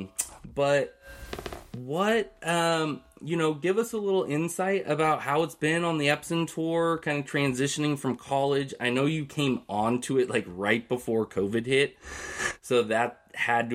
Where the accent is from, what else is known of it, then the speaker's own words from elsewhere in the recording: Tigard, Oregon, United States; Raised right in my hometown of, Tigard, Oregon.